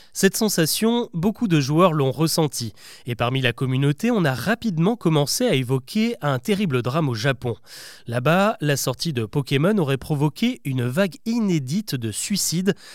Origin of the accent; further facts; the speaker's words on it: France; chez nous en France